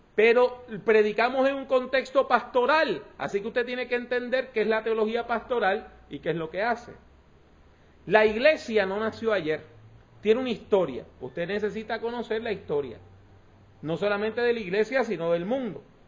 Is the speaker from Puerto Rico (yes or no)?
yes; Puerto Rico; yo soy puertorriqueño, caribeño